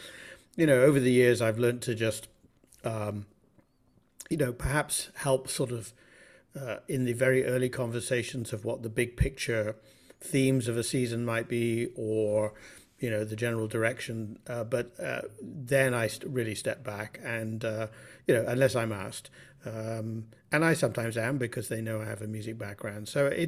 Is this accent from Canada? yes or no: no; Bath, South West England, United Kingdom; now in United States; I grew up in Bath in southern England, and music was always in the household.